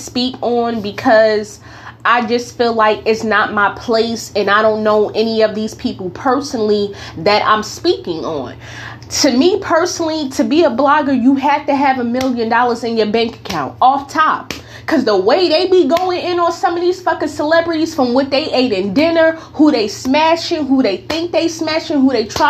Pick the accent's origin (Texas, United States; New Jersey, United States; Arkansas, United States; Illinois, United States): New Jersey, United States; North; now in California, United States; I am from North New Jersey. I now currently live in Cali.